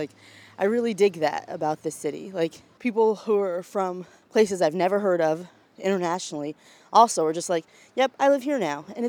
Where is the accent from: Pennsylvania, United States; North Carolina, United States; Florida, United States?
North Carolina, United States; Charlotte; now in New York, United States; where I grew up in the South, like, where black people live is, like, miles away from where affluent white people live. So, like, it's very easy in Charlotte to only see people who are in your socioeconomic range.